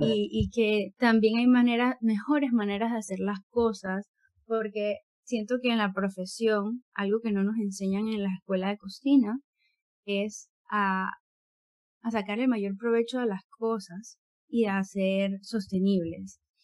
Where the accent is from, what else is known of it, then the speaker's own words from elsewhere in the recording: Panama; mi tierra panameña nacional